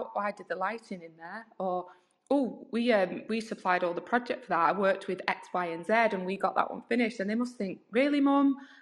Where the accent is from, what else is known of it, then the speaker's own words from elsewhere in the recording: United Kingdom; as British people